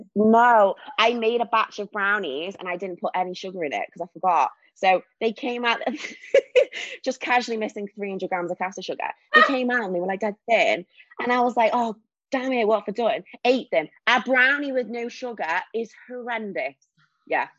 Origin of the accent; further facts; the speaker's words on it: Warrington, North West England, United Kingdom; moved away as an adult; now in Wirral, United Kingdom; I am from Warrington, but recently moved to the Wirral, which is near Liverpool.